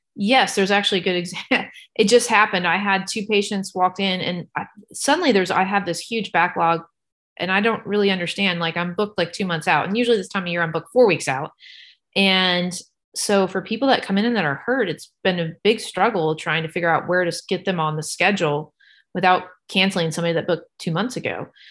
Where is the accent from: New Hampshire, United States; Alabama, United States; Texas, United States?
Texas, United States; San Antonio; now in Knoxville, United States; I grew up in San Antonio, Texas.